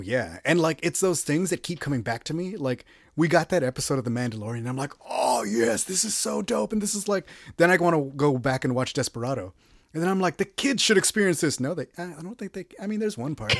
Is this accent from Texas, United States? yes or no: yes; Texas, United States; I'm from Texas